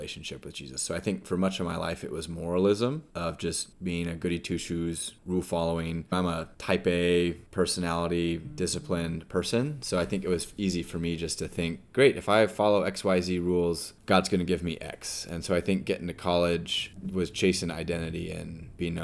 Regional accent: Carlsbad, California, United States; moved away as an adult; also born or lived in Austin, Texas; I originally am from here and grew up with Matt

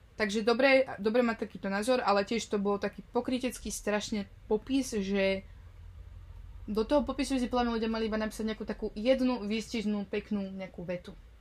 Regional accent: Slovakia; now in Netherlands; odkiaľ som, ešte z Nového mesta

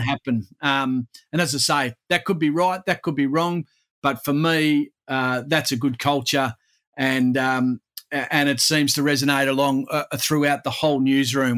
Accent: Perth, Western Australia, Australia; my hometown of Perth

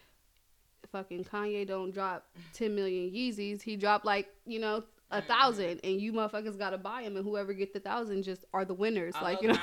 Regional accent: Columbus, Ohio, United States; I am from Columbus

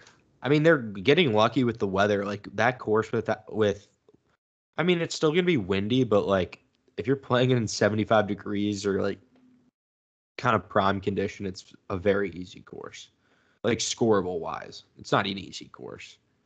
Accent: Dallas, Texas, United States; hometown. I'm from Dallas.

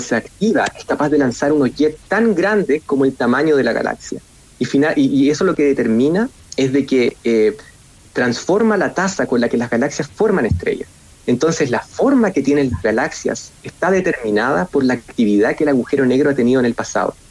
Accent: Chile; moved away as an adult; also born or lived in United States / Germany; vuelvo a Chile

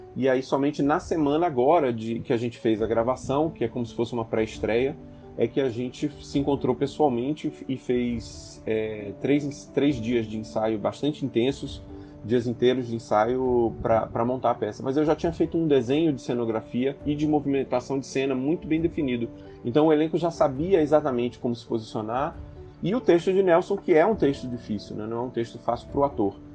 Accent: Bahia, Brazil; accent: Bahian; o sotaque baiano, a gente tem um sotaque que a gente imprime bastante no texto

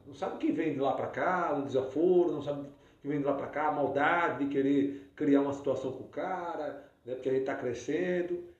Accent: Brazil; eu tenho muito orgulho de onde eu vim, que eu vim de um povoado

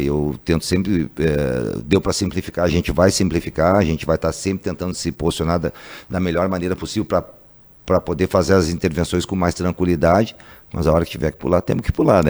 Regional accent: Porto Alegre, Rio Grande do Sul, Brazil; sou gaúcho de Porto Alegre

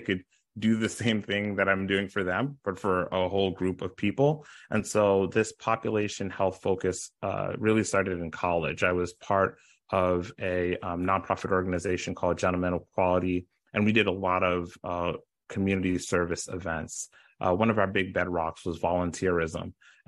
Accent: Brooklyn, New York, United States; also born or lived in Ottawa, Canada / Long Island, United States; So I grew up in Brooklyn, New York. I grew up in Canada, in Ottawa specifically. And then I grew up also in Long Island when my parents moved from Brooklyn to Long Island.

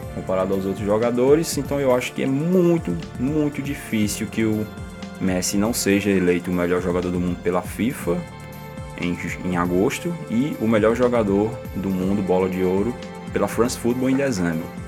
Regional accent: Patos, Paraíba, Brazil; accent: nordestino; sotaque nordestino, não, que eu sou eu sou de Patos, na Paraíba

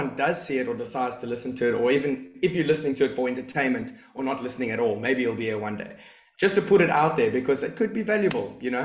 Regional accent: East London, Eastern Cape, South Africa; moved away as an adult; I grew up in East London, and I loved school

